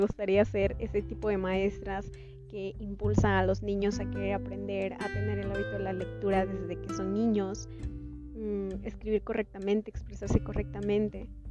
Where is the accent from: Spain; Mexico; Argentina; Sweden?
Mexico; Texhuacán, Veracruz; soy del municipio de Texhuacán. Está a 20 minutos de Songolica, a dos horas de Orizaba